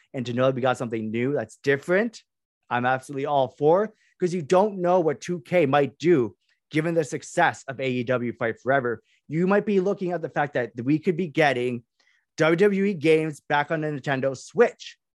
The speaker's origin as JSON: {"language": "English", "country": "Canada", "said": "I am Canadian"}